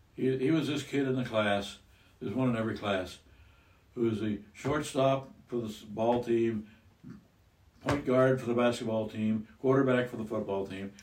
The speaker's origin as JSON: {"language": "English", "region": "Iowa", "country": "United States", "tie": "born or raised there", "said": "I was raised in Iowa."}